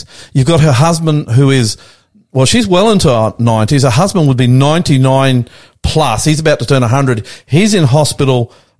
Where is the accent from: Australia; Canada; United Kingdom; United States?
Australia; also born or lived in Sydney; I'm the Aussie Pastor coming to you live from our studios in northwest Sydney.